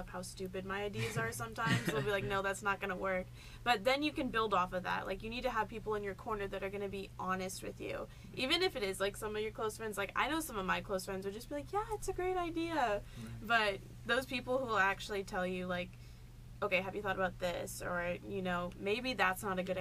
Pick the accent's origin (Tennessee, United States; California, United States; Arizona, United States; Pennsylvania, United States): Tennessee, United States; Nashville; also born or lived in Kansas City, Kansas; I'm from Nashville.